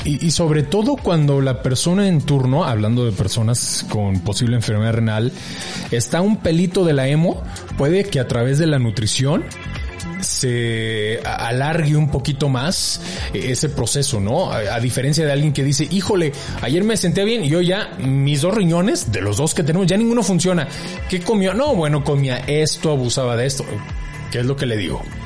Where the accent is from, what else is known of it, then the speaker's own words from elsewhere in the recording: Mexico; así somos los mexicanos